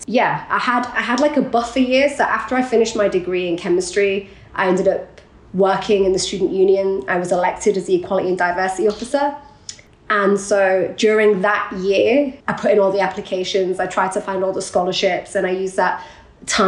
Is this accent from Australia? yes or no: no; Hull, Yorkshire and the Humber, United Kingdom; also born or lived in Iraq / Leeds; Life before Leeds was Hull, and before Hull it was Iraq. But so I was born in Iraq, but my parents moved to the UK when I was very young. I was 3 or 4.